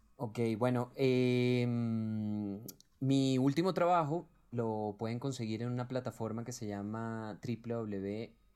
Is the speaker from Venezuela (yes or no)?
yes; Venezuela; now in Colombia; somos puros venezolanos detrás de este proyecto, que lo hicimos acá en Colombia